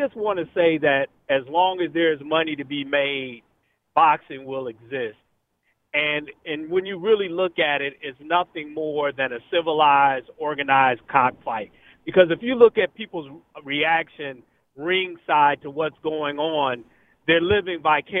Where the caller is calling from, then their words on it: Michigan, United States; I'm calling from Michigan.